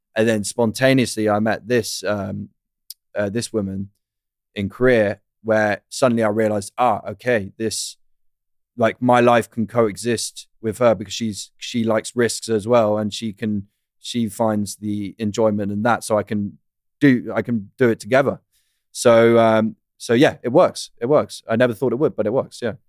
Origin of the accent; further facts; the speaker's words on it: United Kingdom; I'm British.